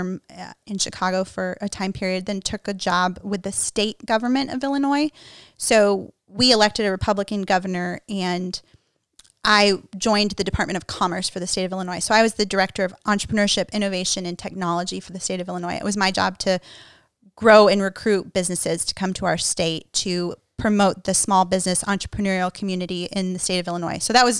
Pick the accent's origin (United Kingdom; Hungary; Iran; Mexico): Mexico; now in United States; And it's life-changing for me as an American woman. Even though I grew up in Mexico, like, still, I'm an American through and through.